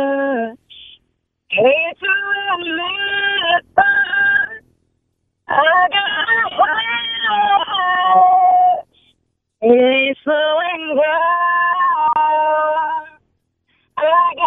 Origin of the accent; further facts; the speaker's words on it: Indianapolis, Indiana, United States; I'm from Indianapolis.